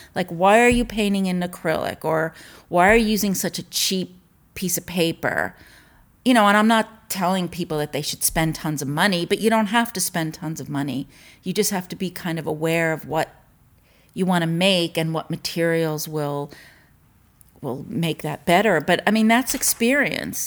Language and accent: English; Mamaroneck, New York, United States; also born or lived in Larchmont, New York / Tribeca, New York / Long Island; I grew up in Mamaroneck, New York